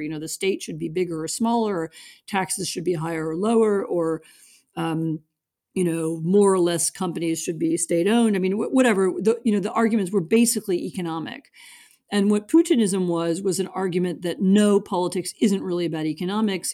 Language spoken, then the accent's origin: English; United States; I'm American